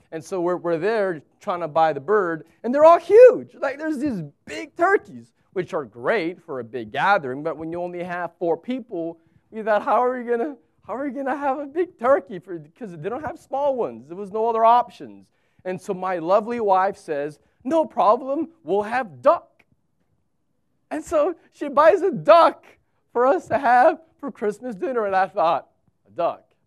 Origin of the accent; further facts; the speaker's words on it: United States; moved away as an adult; now in Abu Dhabi, United Arab Emirates; fellow Americans